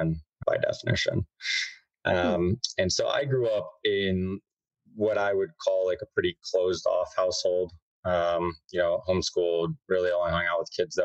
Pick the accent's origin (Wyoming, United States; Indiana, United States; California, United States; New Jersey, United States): Indiana, United States; Whiteland; I grew up in Indianapolis, Indiana, in a little town called Whiteland, which is like 30 minutes south of Indy, a little corn country town